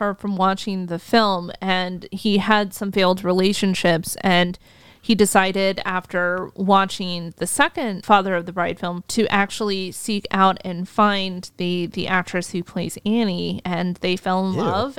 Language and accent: English; Washington, District of Columbia, United States; I'm from Washington, D.C.